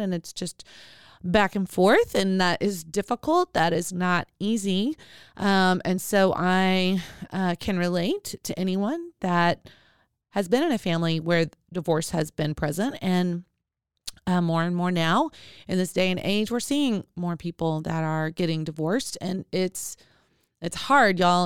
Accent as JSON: {"language": "English", "town": "Arkadelphia", "region": "Arkansas", "country": "United States", "tie": "born or raised there", "said": "I was born in Arkansas, Arkadelphia, Arkansas."}